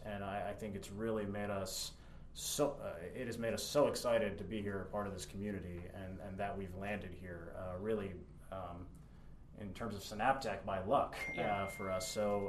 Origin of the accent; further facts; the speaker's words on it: New Jersey, United States; moved away as an adult; also born or lived in Austin, Texas / Ann Arbor, Michigan; now in Lexington, United States; I grew up in New Jersey, not far from I was in the New York City area. I then lived in Austin, Texas, which everyone knows is a huge tech scene, booming city, growing. I was living in Ann Arbor. And, then moving to Lexington